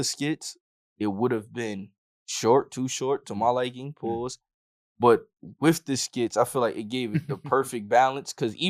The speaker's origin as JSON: {"language": "English", "town": "Yonkers", "region": "New York", "country": "United States", "said": "Because even in Harlem, niggas, I'm a Yonkers nigga."}